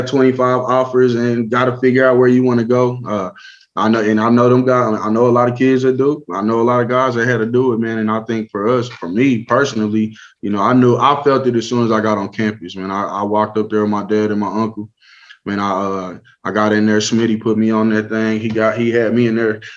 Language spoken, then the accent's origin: English; Lawton, Oklahoma, United States; I was from Lawton